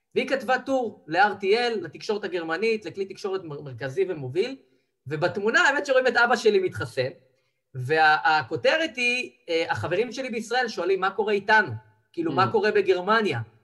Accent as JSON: {"language": "Hebrew", "country": "Israel", "said": "אנחנו כישראלים"}